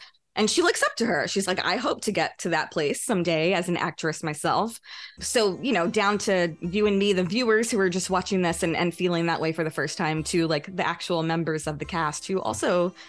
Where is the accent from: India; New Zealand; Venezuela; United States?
India; North India; I mean, you can see me right now. I'm North Indian. I'm definitely a lighter skinned Indian.